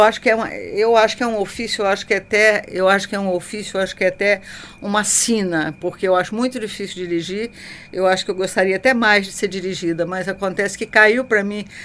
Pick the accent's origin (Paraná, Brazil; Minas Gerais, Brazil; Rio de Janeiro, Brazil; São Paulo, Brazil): Minas Gerais, Brazil; Juiz de Fora; eu nasci em Juiz de Fora